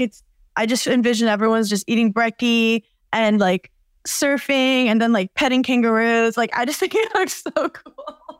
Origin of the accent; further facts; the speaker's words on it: New York, United States; I'm from New York